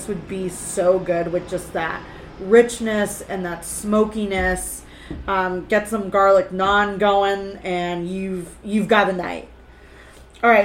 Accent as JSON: {"language": "English", "town": "Los Angeles", "region": "California", "country": "United States", "tie": "born or raised there", "said": "I grew as a Angelino by birth, like we don't grow up with fucking seasons"}